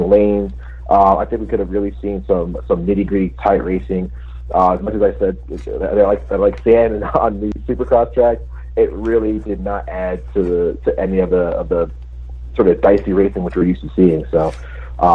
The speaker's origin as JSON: {"language": "English", "region": "New England", "country": "United States", "said": "I'm from New England"}